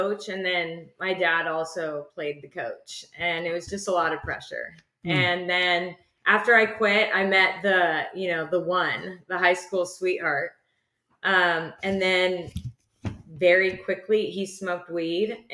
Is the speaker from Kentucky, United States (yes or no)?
no; Costa Mesa, California, United States; I was born and raised in Orange County, Eastside Costa Mesa